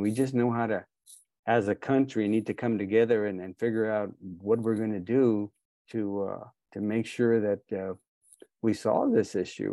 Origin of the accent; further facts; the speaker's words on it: Texas, United States; I'm a Texan too